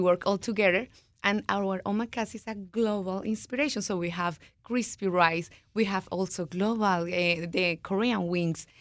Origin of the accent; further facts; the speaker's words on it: Colombia; moved away as an adult; also born or lived in Florida; now in Washington, D.C., United States; I'm from Colombia